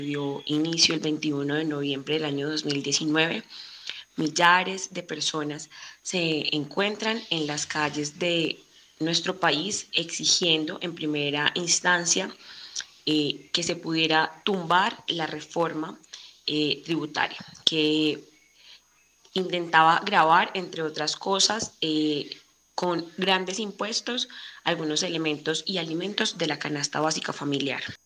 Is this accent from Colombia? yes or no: yes; Colombia; nuestro país, Colombia.